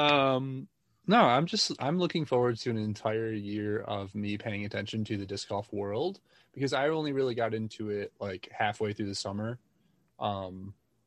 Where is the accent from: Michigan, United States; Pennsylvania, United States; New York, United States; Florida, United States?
Michigan, United States; now in Denver, United States; I was from Michigan too